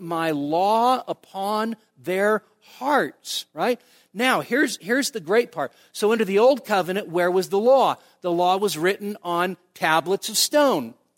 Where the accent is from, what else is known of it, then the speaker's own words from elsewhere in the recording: United States; American evangelicals